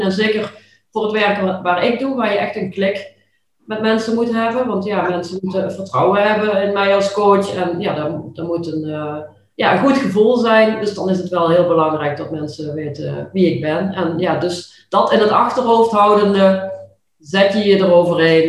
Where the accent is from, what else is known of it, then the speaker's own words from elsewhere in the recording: Limburg, Netherlands; accent: Limburgish; ik heb altijd ja, best wel moeite gehad, ook toch wel met mijn Limburgse accent